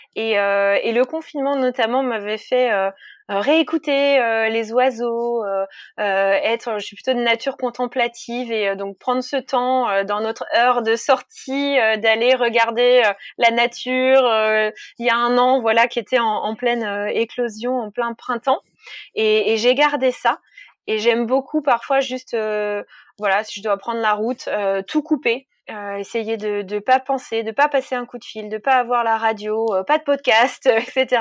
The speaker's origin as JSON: {"language": "French", "area": "Jura", "region": "Bourgogne-Franche-Comté", "country": "France", "moved": "yes", "said": "je, viens du Jura, donc de l'autre côté de la France"}